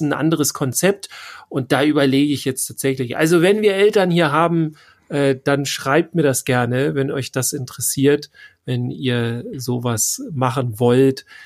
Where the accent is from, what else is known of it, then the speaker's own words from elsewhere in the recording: Northern Germany, Germany; Wir kommen ja aus dem hohen Norden